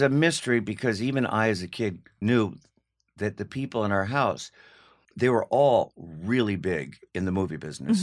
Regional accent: Los Angeles, California, United States; also born or lived in New York City, New York / New York City (later as adult); when I was two, we moved to L A.

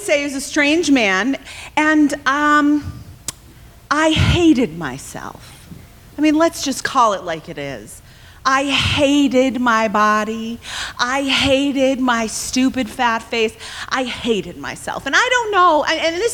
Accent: Evanston, Illinois, United States; moved away as an adult; now in Los Angeles, United States; I'm from Chicago, actually from Evanston, but I have moved to Los Angeles

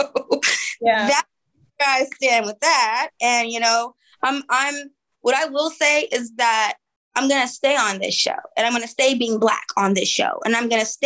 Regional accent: Oakland, California, United States; I'm from East Oakland.

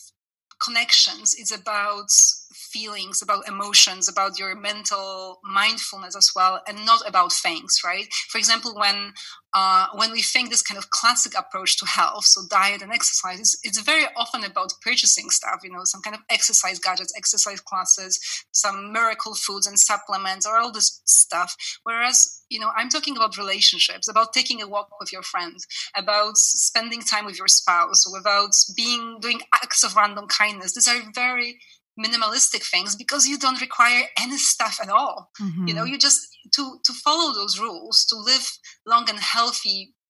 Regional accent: Canada; now in France; I'm Canadian as well. I lived in Canada for many years

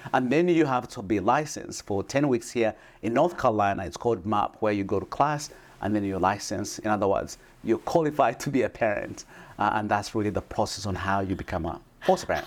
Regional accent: Uganda; moved away; I come from Uganda. I was born in a small village.

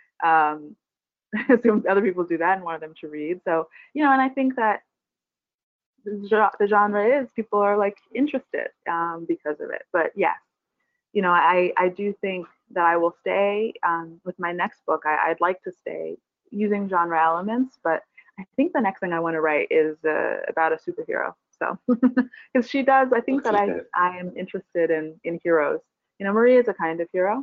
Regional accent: Barbados; now in New York, United States; I'm from Barbados, and I live here now

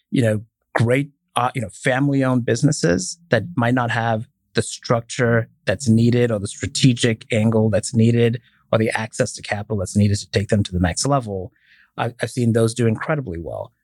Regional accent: Dubai, United Arab Emirates; moved away as an adult; also born or lived in Indiana, United States; now in United States; I was born and raised in Dubai, came here, uh, to go to college, went to Purdue

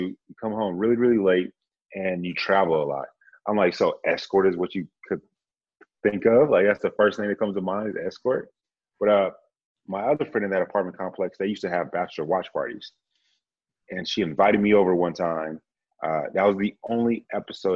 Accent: Dallas, Texas, United States; also born or lived in San Antonio, Texas; I'm from Dallas by way of Grand Prairie. So I just say Dallas, Texas

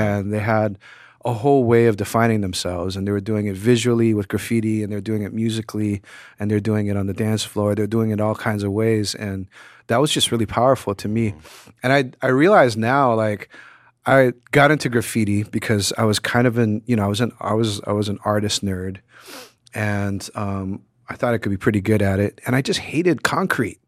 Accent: Hawaii, United States; moved away; reggae in the Caribbean, you know, which I grew up with in Hawaii

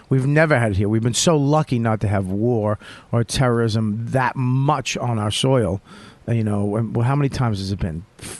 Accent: United States; That's why I fucking love being American.

